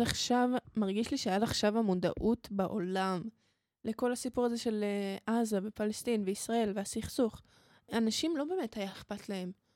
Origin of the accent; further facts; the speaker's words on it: Israel; אני מישראל ואני יהודייה